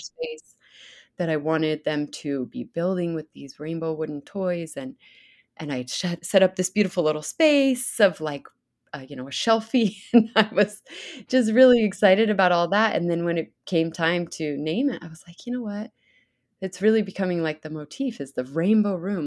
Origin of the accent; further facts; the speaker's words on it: Idaho, United States; growing up in Idaho